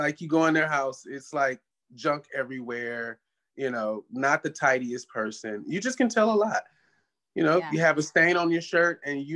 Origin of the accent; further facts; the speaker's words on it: Michigan, United States; now in Los Angeles, United States; I'm from Michigan